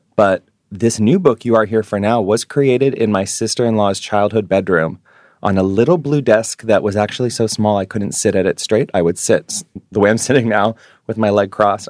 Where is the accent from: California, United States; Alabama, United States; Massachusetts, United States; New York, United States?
New York, United States; New York City; moved away as an adult; now in Hawaii, United States; being a Jewish New Yorker.